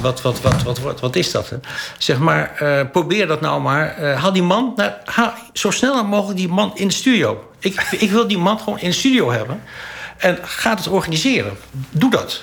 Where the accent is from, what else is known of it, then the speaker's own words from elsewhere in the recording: Holland, Netherlands; ik ben een Hollander. En ik ben geen Groninger. En ook geen Drent.